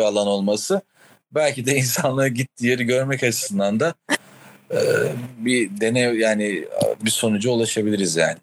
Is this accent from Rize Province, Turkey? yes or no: yes; Rize Province, Turkey; burada büyümenin getirdiği